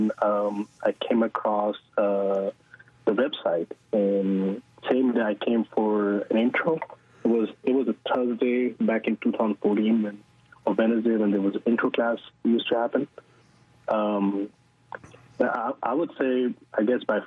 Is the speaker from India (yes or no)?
no; Pakistan; moved away as an adult; now in Houston, United States; originally I am from Pakistan. Was born and raised there, and I came here for school